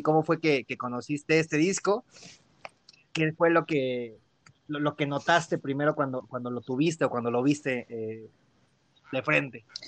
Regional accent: Mexico City, Mexico; la primera vez que, que salí de la Ciudad de México, bueno, más, más, lejos, ¿no? Porque ya había ido cerca de aquí, a Pachuca, Puebla y así.

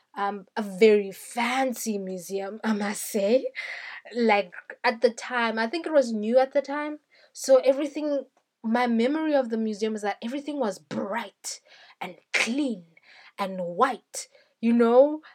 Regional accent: South Africa; I am a South African

